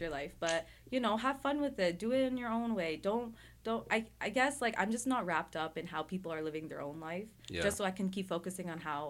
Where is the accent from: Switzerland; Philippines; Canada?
Philippines; So like I'm Filipino